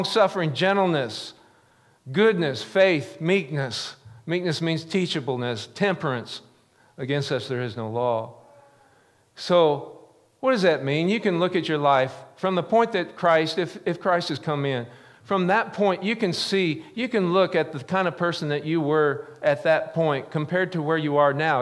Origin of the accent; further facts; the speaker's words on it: the Ozarks, United States; growing up in the Ozarks